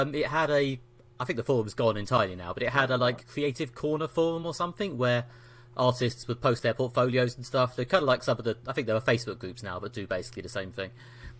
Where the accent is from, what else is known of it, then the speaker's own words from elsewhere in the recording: London, United Kingdom; I'm a writer from London in the UK.